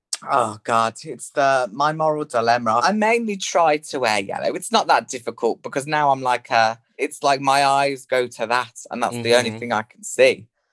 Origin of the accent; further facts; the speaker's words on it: West Midlands, United Kingdom; accent: Birmingham country farmer hybrid; I mean, my accent is it's like a Birmingham country farmer hybrid, but everyone thinks I'm from Liverpool.